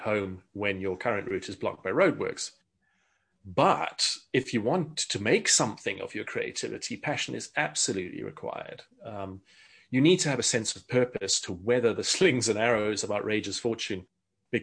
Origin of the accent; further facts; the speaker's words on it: South Africa; I grew up in South Africa.